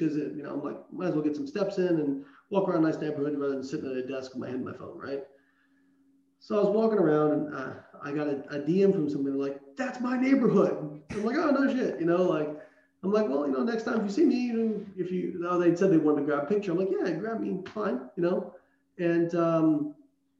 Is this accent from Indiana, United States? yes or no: yes; Southern Indiana, United States; moved away; I grew up in Southern Indiana. Like, where I was from, people didn't move away.